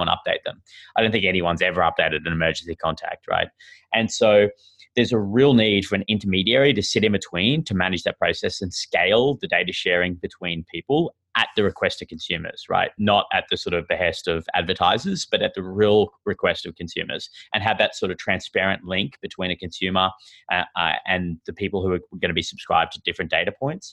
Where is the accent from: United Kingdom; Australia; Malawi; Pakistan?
Australia; accent: Australian; moved away as an adult; now in San Francisco, United States; you can tell from my sort of funny accent that I'm Australian, and I moved here recently this year